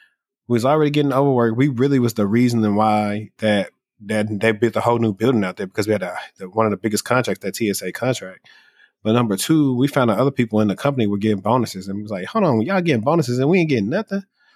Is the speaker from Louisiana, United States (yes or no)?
yes; Shreveport, Louisiana, United States; moved away; my hometown, like when the help desk was in, well, I'm from Shreveport, Louisiana.